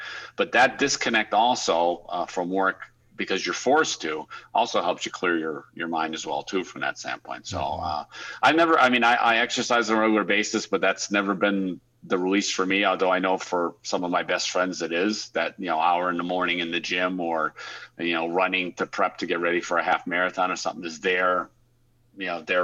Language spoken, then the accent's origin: English; United States; moved away as an adult; also born or lived in Europe / Australia; as an American